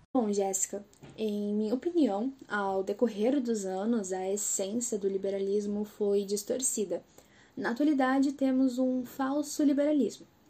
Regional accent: Porto Alegre, Rio Grande do Sul, Brazil; sou de Porto Alegre

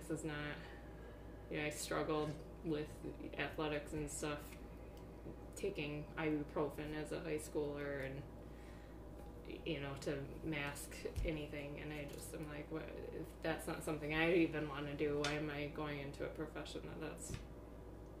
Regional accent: Roscommon, Michigan, United States; moved away as an adult; also born or lived in Iowa / Ireland / North Dakota / Colorado; now in Alpena, United States; I am originally from Roscommon, Higgins Lake area

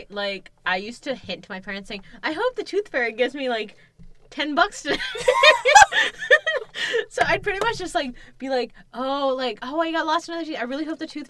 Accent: India; In Indian movies, I'm Indian, by the way, if it's, like, you haven't made that clear.

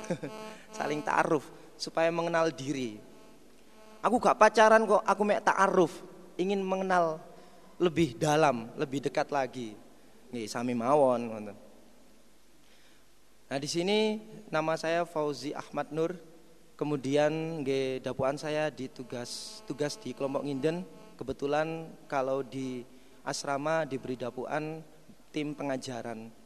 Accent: Mojokerto, East Java, Indonesia; Asal saya dari Mojokerto, gak usah hes.

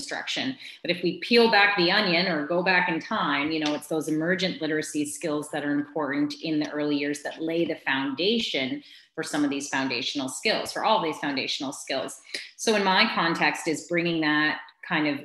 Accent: Quispamsis, New Brunswick, Canada; two in Kwispamsis, my hometown

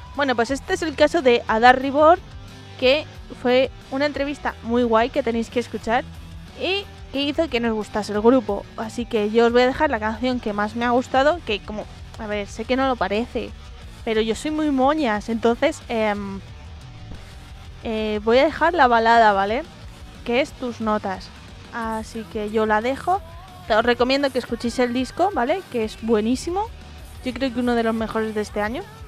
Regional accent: Madrid, Community of Madrid, Spain; yo soy gata, soy madrileña de tercera generación

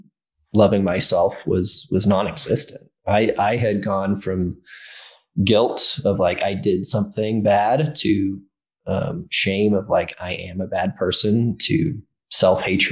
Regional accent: Ireland; I grew up in Ireland.

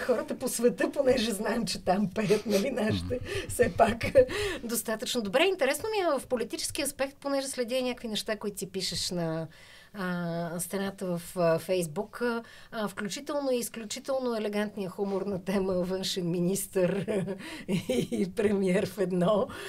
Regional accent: Bulgaria; искам да съм доброто, което мога аз да надграждам като българин mm-hmm. и като българка.

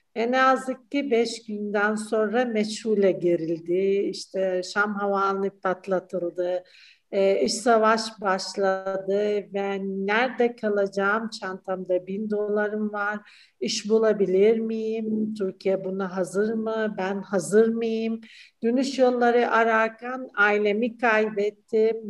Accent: Syria; Turkish is a second language; moved away as an adult; now in Turkey

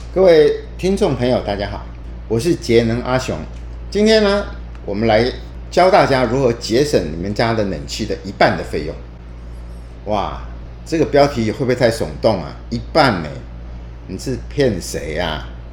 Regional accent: Taiwan; 我们台湾人

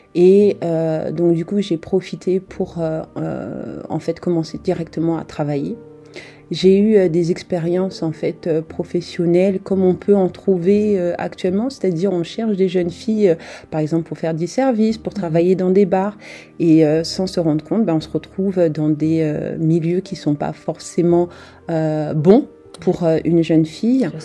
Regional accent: France; also born or lived in Republic of the Congo / Japan; je suis euh, française et je vis, euh, en fait, je suis en France depuis mes trois ans. mes parents sont originaires en fait du Congo Brazzaville

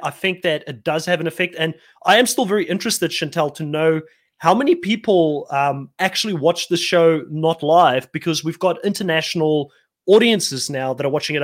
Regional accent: South Africa; growing up in South Africa

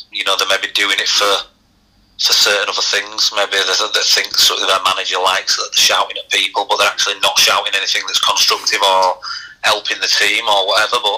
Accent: Leeds, Yorkshire and the Humber, United Kingdom; I was from Leeds

